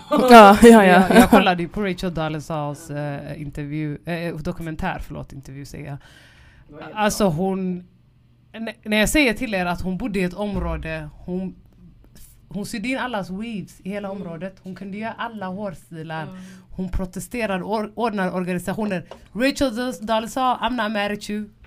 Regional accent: Rio de Janeiro, Brazil; Jag är från Rio.

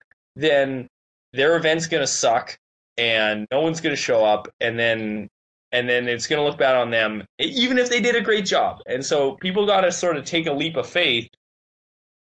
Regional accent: Winnipeg, Manitoba, Canada; moved away; I grew up in Winnipeg. Yeah. Winnipeg's my home turf

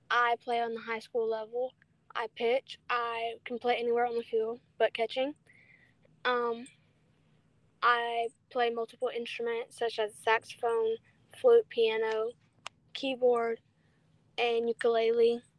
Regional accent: Louisiana, United States; born there; Because I was born in Louisiana

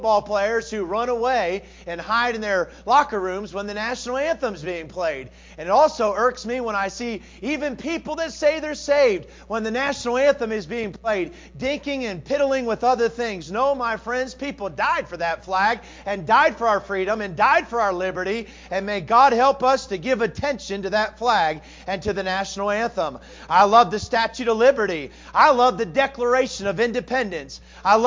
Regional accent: United States; I was born in America

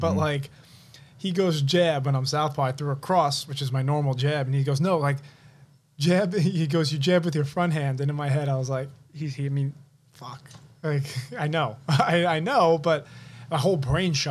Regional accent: New York City, New York, United States; I grew up in Rockaway Beach

